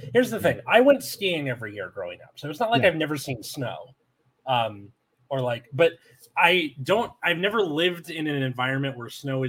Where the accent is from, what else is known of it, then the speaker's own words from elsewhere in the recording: Los Angeles, California, United States; I'm from L.A.